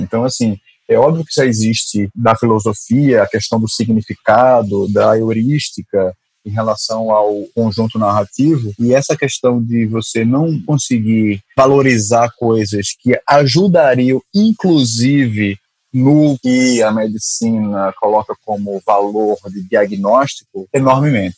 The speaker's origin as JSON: {"language": "Portuguese", "town": "Recife", "region": "Pernambuco", "country": "Brazil", "accent": "Recife", "moved": "as an adult", "lives_now": "Rio de Janeiro, Brazil", "said": "Eu sou de Recife, sotaque é de Recife, mas moro no Rio já faz 12 anos."}